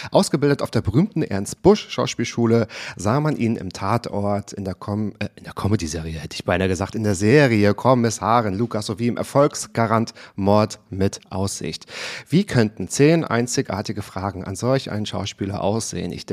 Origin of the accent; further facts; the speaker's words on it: Waren, Mecklenburg-Vorpommern, Germany; now in Berlin, Germany; An der Müritz.